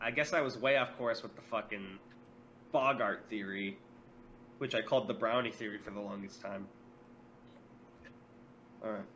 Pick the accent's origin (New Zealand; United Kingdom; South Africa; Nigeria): United Kingdom; England